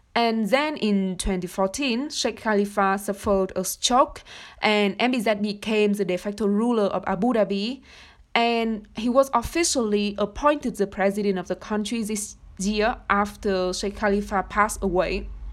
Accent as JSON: {"language": "English", "country": "Vietnam", "moved": "yes", "said": "I come from Vietnam"}